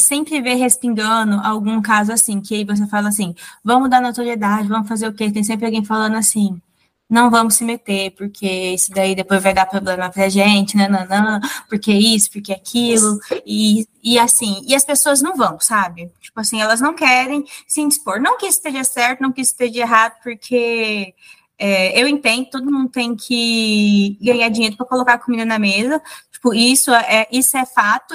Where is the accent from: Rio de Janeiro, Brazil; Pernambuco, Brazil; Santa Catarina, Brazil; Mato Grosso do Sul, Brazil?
Mato Grosso do Sul, Brazil; Mas eu sou do Mato Grosso do Sul, que é um estado, tipo, bem pequeno, rural